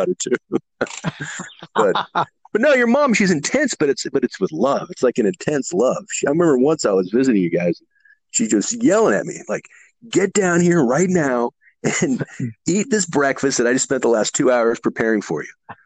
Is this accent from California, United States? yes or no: yes; Burlingame, California, United States; moved away as an adult; also born or lived in San Francisco, California; now in Merced, United States; I grew up in the Bay Area, born in San Francisco, but grew up down the peninsula